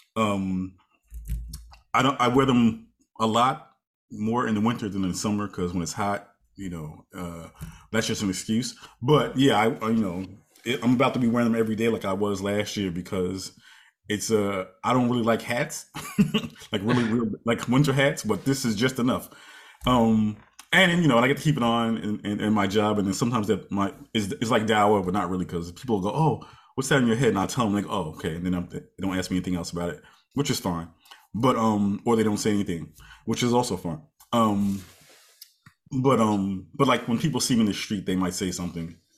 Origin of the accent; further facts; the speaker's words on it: United States; now in New York, United States; we're Americans and more specifically, I'm African American